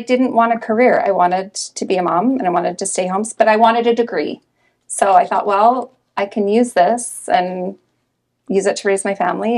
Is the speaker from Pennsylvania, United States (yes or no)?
no; Salt Lake City, Utah, United States; also born or lived in Heber City; I grew up in Salt Lake. Have really never lived anywhere else. I grew up in Sugar House.